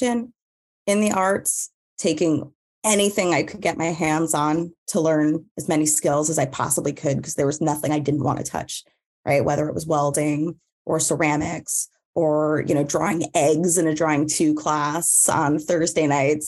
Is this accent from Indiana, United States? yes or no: no; New York, United States; Growing up in New York and having, you know, being around art